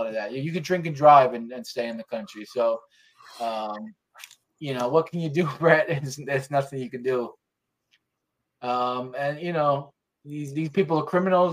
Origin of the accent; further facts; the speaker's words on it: New York, United States; I'm from New York.